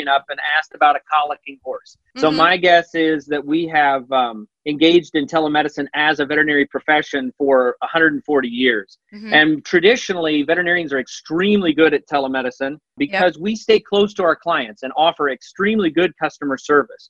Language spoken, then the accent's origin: English; Illinois, United States; now in Indiana, United States; I grew up in Illinois, but then I migrated over to the great Hoosier state